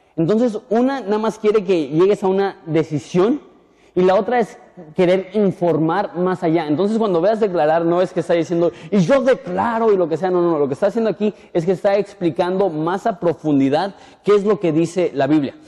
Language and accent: Spanish; Punta Banda, Baja California, Mexico; yo soy de Punta banda